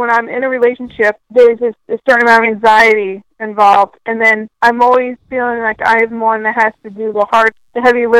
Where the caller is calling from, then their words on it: Detroit, Michigan, United States; I'm calling from Detroit, Michigan.